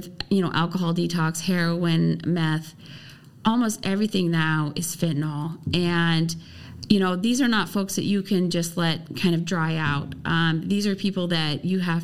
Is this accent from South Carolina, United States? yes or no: no; Central Oregon, United States; also born or lived in Nevada; I grew up in Oregon. I grew up in Central Oregon.